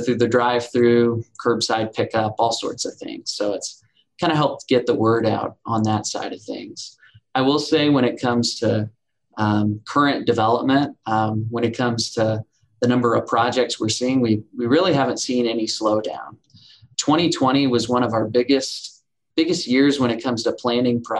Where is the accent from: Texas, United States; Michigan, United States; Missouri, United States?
Missouri, United States; Southwest; moved away as an adult; now in Bentonville, United States; I'm originally from Southwest Missouri, so I've been in Bentonville for 3 years as well